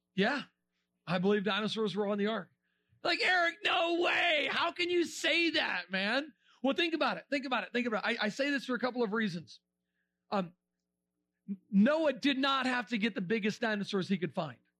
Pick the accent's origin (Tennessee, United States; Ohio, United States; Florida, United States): Florida, United States; We're from Florida.